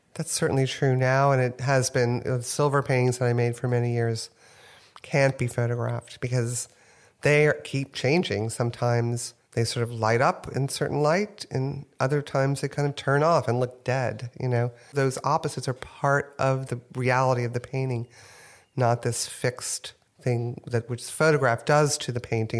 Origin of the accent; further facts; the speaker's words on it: New Orleans, Louisiana, United States; also born or lived in Houston, Texas; now in New York, United States; I grew up in New Orleans